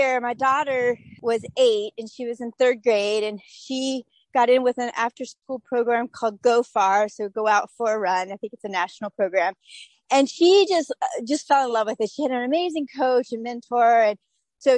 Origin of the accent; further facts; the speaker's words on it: Urbanna, Virginia, United States; also born or lived in Naples, Florida / Hilton Head, South Carolina; now in Outer Banks, North Carolina, United States; I grew up in Urbana, Virginia, which is 3 hours north of here